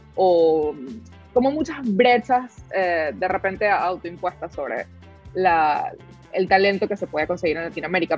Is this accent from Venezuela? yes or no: yes; Venezuela; soy de Venezuela